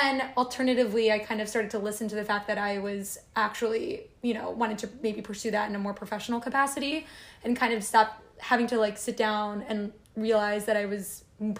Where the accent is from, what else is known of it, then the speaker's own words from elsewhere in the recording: Cherry Hill, New Jersey, United States; I'm from Cherry Hill, New Jersey. When people meet me, sometimes they say I'm from Philly